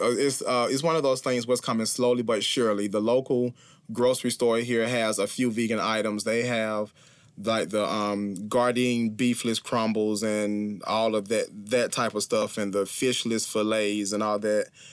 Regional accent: Clinton, South Carolina, United States; I am from Clinton, South Carolina. It is a very small city in South Carolina.

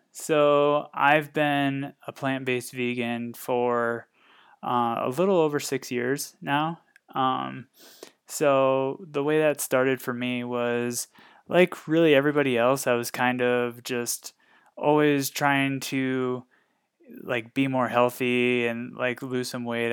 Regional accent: Northwest Iowa, United States; moved away as an adult; now in Fort Collins, United States; I was born and raised in Northwest Iowa, uh, lived there a majority of my life

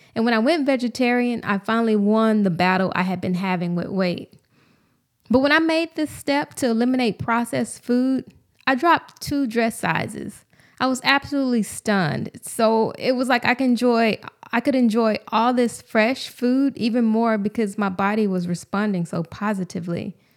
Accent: Houston, Texas, United States; moved away as an adult; take a job back home in my hometown of Houston

